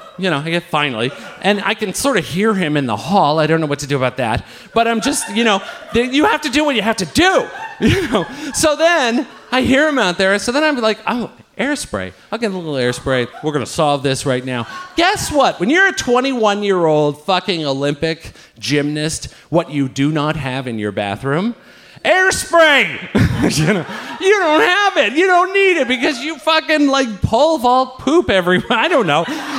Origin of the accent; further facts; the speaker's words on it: Ireland; I take a different route to my house because I'm fucking Irish and I know how this works.